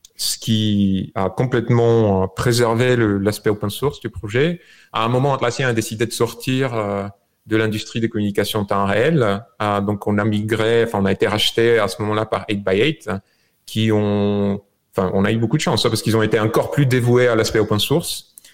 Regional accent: Bulgaria; French is a second language; moved away as an adult; also born or lived in France; now in United States; je suis né en Bulgarie, je suis arrivé en France euh, euh, quand j'avais 21 ans, en 2001

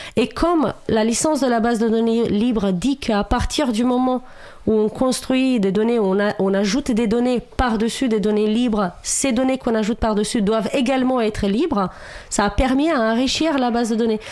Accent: Romania; French is a second language; moved away as an adult; now in France; moi, j'ai vécu jusqu'à mes 26 ans en Roumanie.

